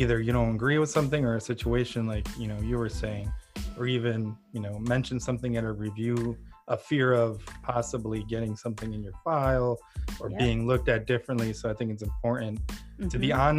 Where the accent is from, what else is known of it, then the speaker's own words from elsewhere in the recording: Ukraine; moved away; I'm originally from Ukraine